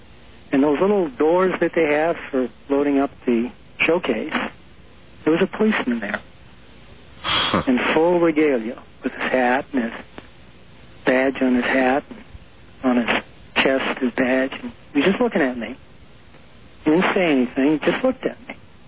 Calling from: Albuquerque, New Mexico, United States

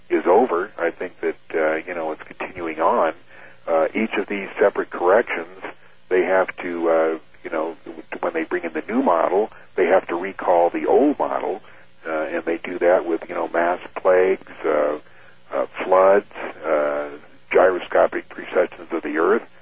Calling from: Kansas City, Missouri, United States; from Kansas

